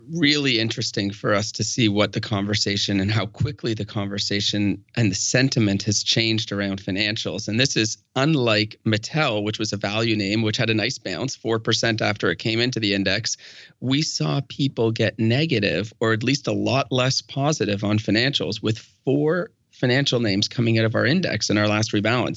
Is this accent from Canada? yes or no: yes; Canada; We are Canadian